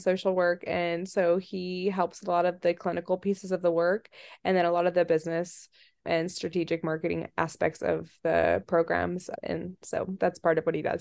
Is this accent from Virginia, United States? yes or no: yes; D.C. area, Virginia, United States; also born or lived in Russia; I grew up in the Virginia, D C area and in Russia. I came over here when I was, when I was little, born here, went to Russia 'cause my mom's Russian and didn't speak any English